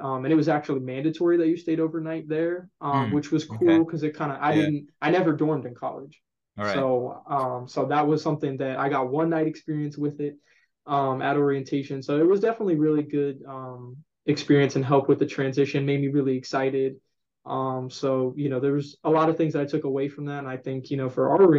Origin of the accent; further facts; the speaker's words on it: Boca Raton, Deerfield Beach area, Florida, United States; So I grew up in the Boca, Deerfield Beach area. So going to FAU was 10, 15 minutes away from my house